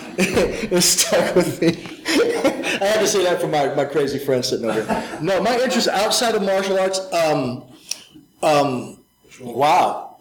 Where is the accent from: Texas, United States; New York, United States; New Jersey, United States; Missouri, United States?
Missouri, United States; St. Louis; I grew up in St. Louis, Missouri